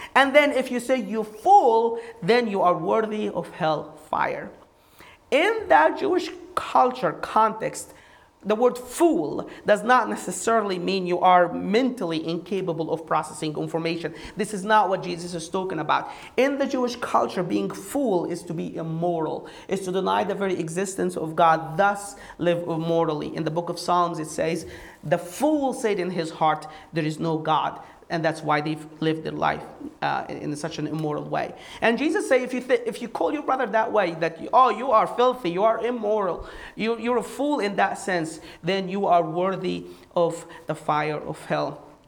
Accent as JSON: {"language": "English", "country": "Egypt", "tie": "born or raised there", "moved": "as an adult", "lives_now": "United States", "said": "I did not grow up in this country. I grew up in Egypt"}